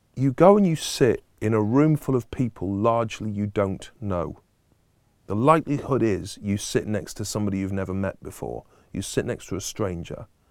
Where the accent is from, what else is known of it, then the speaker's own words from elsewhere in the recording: Stockport, North West England, United Kingdom; a girl from Stockport, which is my hometown, a suburb of Manchester